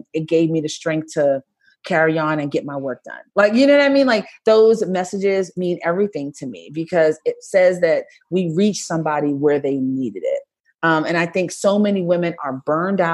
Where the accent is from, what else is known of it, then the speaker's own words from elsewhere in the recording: Brooklyn, New York, United States; I'm from Brooklyn